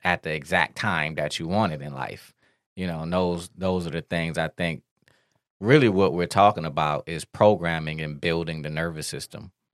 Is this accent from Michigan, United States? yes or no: yes; Detroit, Michigan, United States; we grew up in Detroit